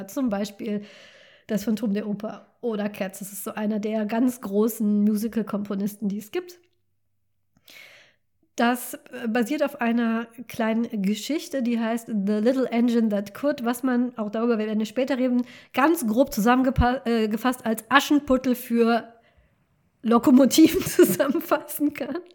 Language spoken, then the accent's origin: German; North Rhine-Westphalia, Germany; ich komme zwar nicht aus dem Ruhrgebiet, aber ich komme vom Niederrhein und der Niederrhein ist sehr Ruhrgebiet geprägt. Auch der Dialekt ist so ein bisschen ähnlich.